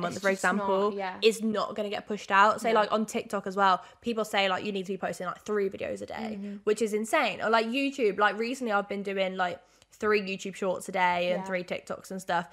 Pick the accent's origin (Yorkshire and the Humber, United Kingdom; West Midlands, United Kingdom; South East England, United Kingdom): West Midlands, United Kingdom; Birmingham; I've been living in Birmingham for God knows how long. Like, it's literally been my baby, my hometown